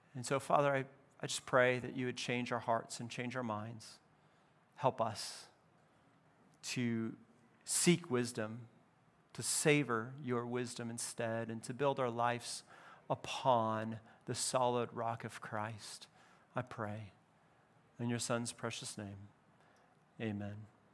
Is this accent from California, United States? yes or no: yes; California, United States; I grew up in California